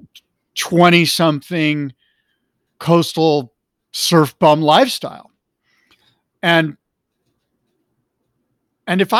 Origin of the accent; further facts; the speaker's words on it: Del Mar, California, United States; I'm a white 17-year-old kid in a senior in high school growing up in Del Mar, California.